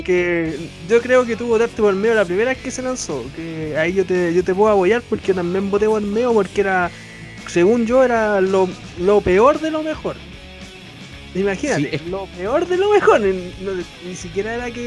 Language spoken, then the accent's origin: Spanish; Santiago, Santiago Metropolitan Region, Chile; yo soy de la zona norte de Santiago, yo soy de Conchalí técnicamente